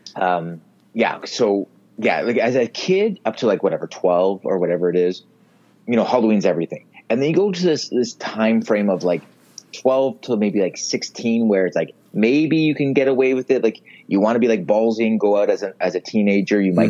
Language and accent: English; Mississauga, Ontario, Canada; I grew up in Streetsville, um, in Mississauga